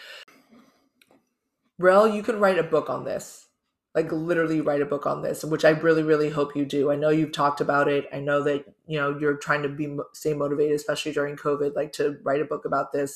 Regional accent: California, United States; Growing up in California

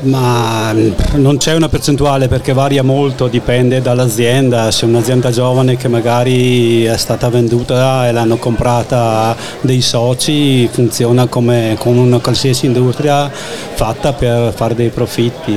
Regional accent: Smarano, Trentino-Alto Adige, Italy; Della Valle di Don, un paesino piccolo, 250 abitanti, con Orgoglio si chiama Smarano e a mille metri abito, abito, ancora lì

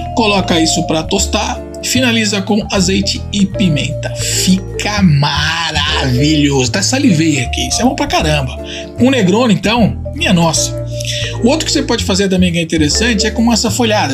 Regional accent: Tuscany, Italy; moved away; na Toscana, que aliás é minha terra natal

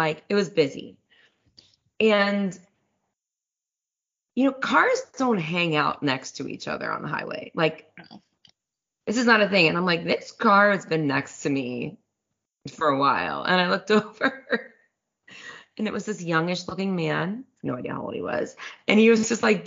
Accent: Cincinnati, Ohio, United States; my hometown, Cincinnati

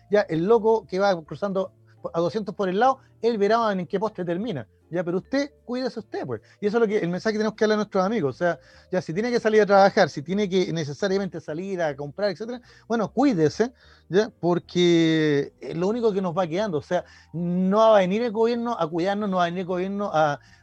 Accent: Chile; nosotros como chilenos

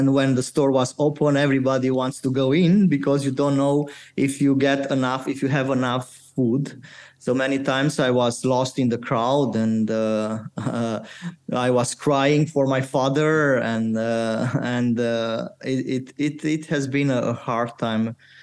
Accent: Romania; born or raised there

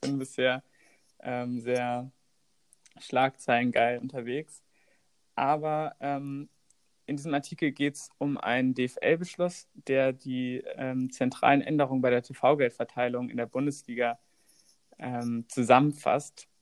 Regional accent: Hamburg, Germany; wir kommen beide aus Hamburg

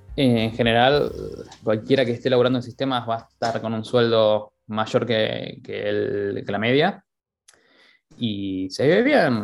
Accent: Buenos Aires, Argentina; moved away as an adult; also born or lived in Dublin, Ireland; now in Wexford, Ireland; soy de Buenos Aires

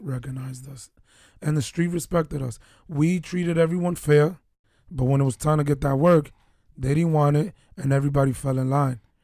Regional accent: New York City, New York, United States; moved away; also born or lived in Baltimore; we're two guys from New York City

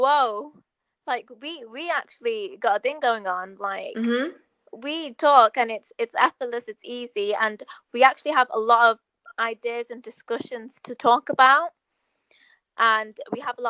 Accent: England, United Kingdom; I'm from England

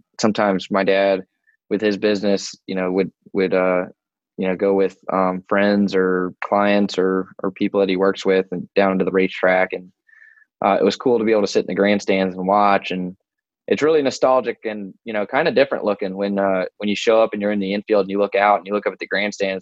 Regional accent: Woodbridge, Virginia, United States; I grew up Northern Virginia in Woodbridge, about 25-ish miles south of DC

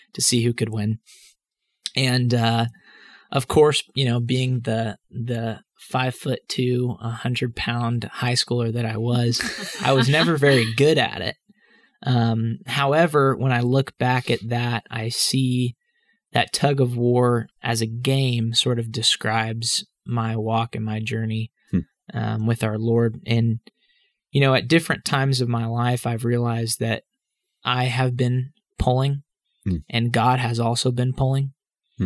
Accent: Dallas, Texas, United States; I grew up in Dallas, Texas

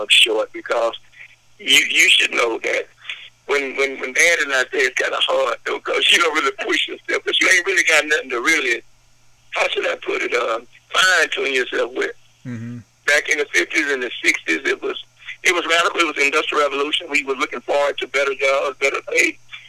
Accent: Shreveport, Louisiana, United States; I was born and raised in the Shreveport

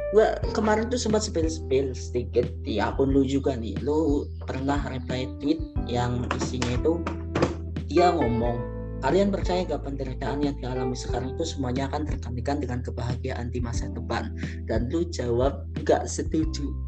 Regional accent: Java, Indonesia; gua juga orang Jawa

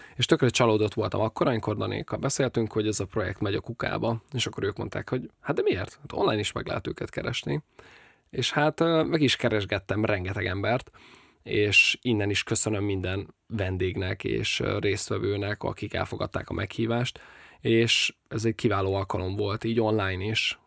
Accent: Nyíregyháza, Szabolcs-Szatmár-Bereg, Hungary; moved away as an adult; also born or lived in Budapest; A barátnőmmel mindketten nyíregyháziak vagyunk

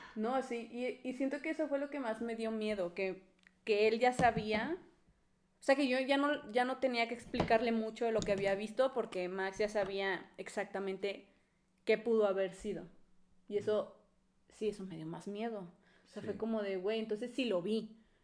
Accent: Monterrey, Nuevo León, Mexico; now in Puebla, Mexico; yo soy de Monterrey y yo, me cre, yo crecí con las creencias de Monterrey

